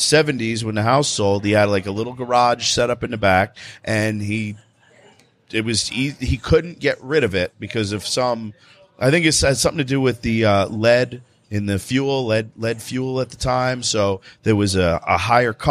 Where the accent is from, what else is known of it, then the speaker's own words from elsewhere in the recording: New Jersey, United States; I'm from New Jersey